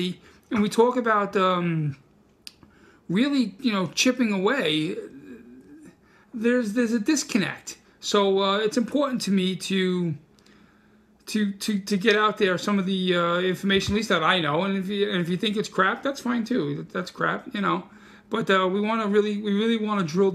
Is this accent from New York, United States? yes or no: yes; New York City, New York, United States; English is my second language. I'm from Brooklyn.